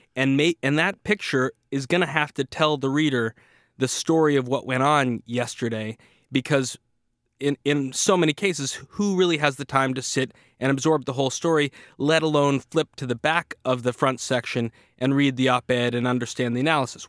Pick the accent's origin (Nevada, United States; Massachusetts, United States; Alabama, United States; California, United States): Massachusetts, United States; Boston; I was a kid growing up in Boston, Massachusetts